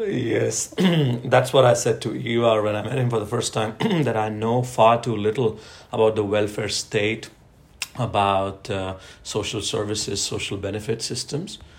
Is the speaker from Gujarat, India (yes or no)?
yes; Ahmedabad, Gujarat, India; moved away as an adult; now in Norway; I was born and brought up in Ahmedabad, uh, uh, uh, Gujarat is the state, the province on the western uh, side of uh, India.